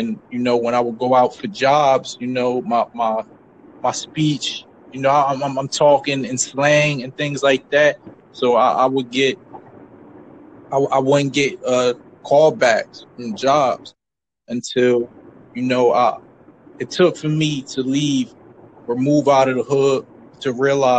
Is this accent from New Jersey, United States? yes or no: yes; Camden, New Jersey, United States; I grew up in New Jersey. I grew up in Camden.